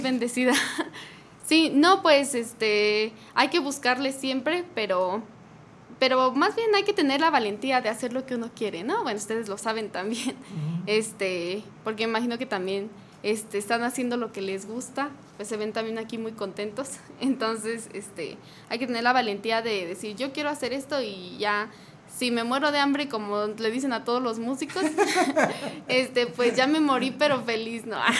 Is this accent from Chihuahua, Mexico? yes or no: no; Los Encinos, San José de Guanajuato, Mexico; now in Querétaro, Mexico; yo soy de, de eh, Los Encinos, San José de Guanajuato, pero llevo aquí ya como 11 años en Querétaro